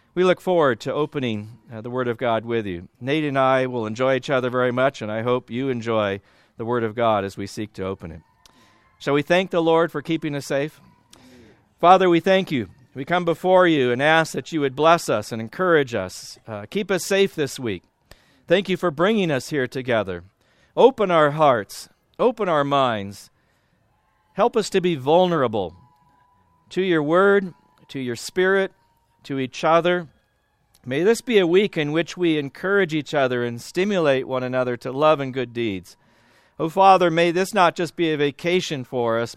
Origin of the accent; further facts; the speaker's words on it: Southern California, United States; also born or lived in Iowa; I'm from Southern California, I'm, uh, currently at Biola University.